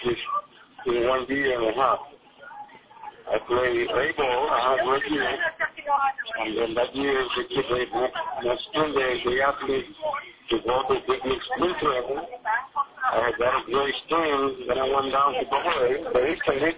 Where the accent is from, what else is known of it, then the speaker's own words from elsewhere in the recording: Arecibo, Puerto Rico; moved away as an adult; my hometown team, Arecibo.